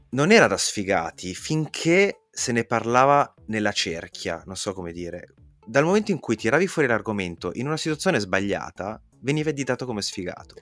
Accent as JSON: {"language": "Italian", "area": "province of Milan", "region": "Lombardy", "country": "Italy", "tie": "born or raised there", "said": "io sono cresciuto in provincia di Milano, anch'io negli anni 90"}